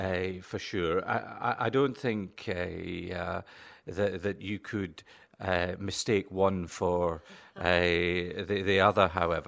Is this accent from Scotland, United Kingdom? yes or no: yes; Lockerbie, Scotland, United Kingdom; I grew up in Lockerbie in Dumfriesshire, and it was great to see a street named after my home community, but it didn't look anything like the Lockerbie I grew up in.